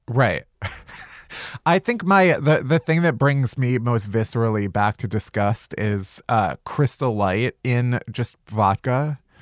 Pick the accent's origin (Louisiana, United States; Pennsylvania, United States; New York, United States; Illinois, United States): Illinois, United States; Chicago; now in Los Angeles, United States; I'm from Chicago